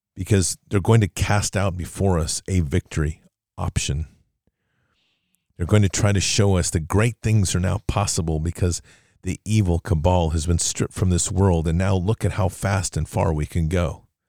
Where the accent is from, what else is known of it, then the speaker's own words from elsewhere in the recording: United States; as an American patriot